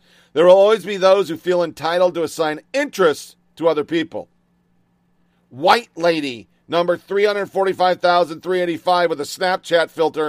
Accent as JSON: {"language": "English", "region": "Oregon", "country": "United States", "tie": "born or raised there", "lives_now": "Tennessee, United States", "said": "born and raised in Oregon, 20 years in the Army, lived everywhere. We chose Middle Tennessee for it's truly God's country."}